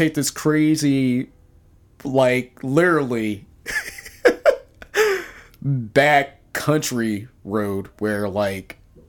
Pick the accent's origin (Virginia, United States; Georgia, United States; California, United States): Virginia, United States; it reminded me in the small town that I grew up in Virginia.